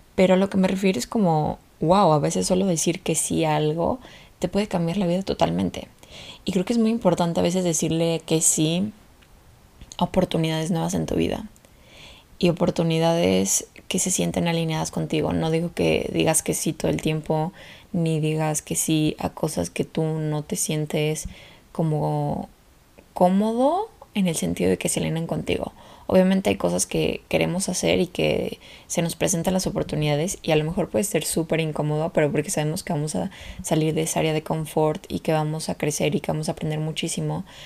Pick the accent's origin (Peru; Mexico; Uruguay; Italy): Mexico; moved away as an adult; la primera vez que me fui de México